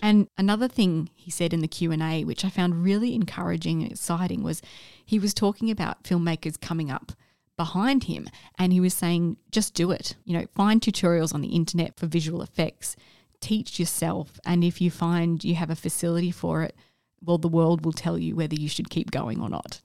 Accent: Australia; as an Australian

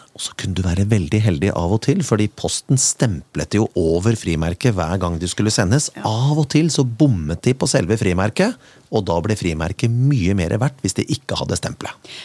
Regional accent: Kongsberg, Buskerud, Norway; min hjemby

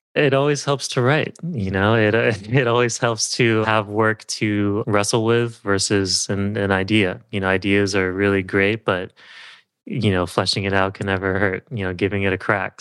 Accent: Southern California, United States; also born or lived in Berkeley, California / San Francisco, California; I grew up in Southern California and moved to Berkeley for college

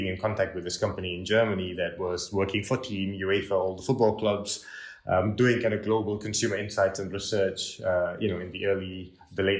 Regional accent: Malaysia; now in Switzerland; Yeah, so I'm actually from Malaysia, as you know, originally

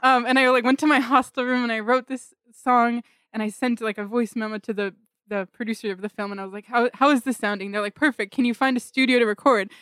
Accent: Pleasanton, California, United States; I was born in Pleasanton, California

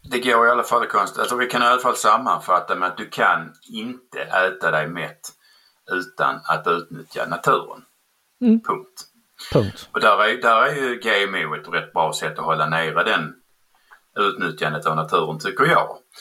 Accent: Skåne, Sweden; accent: skånska; jag kommer från Skåne

